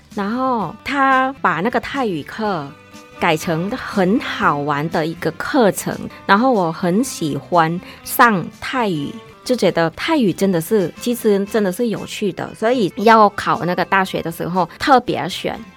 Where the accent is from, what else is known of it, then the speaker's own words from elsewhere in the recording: Khon Kaen, Thailand; Chinese is a second language; moved away as an adult; now in Taiwan; 我们的那个东北，我家乡的那个孔径